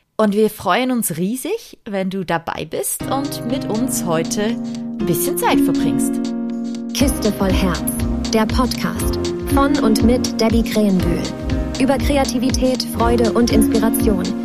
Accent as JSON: {"language": "German", "country": "Switzerland", "said": "ich bin aus der Schweiz"}